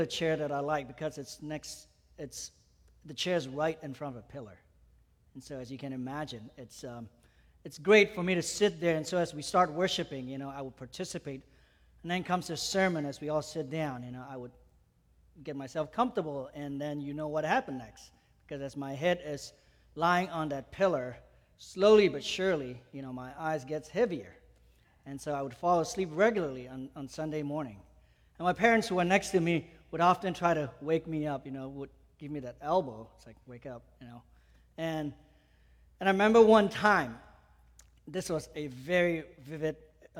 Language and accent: English; Malaysia; moved away; I grew up in Malaysia, I came to know the Lord at the age of 15.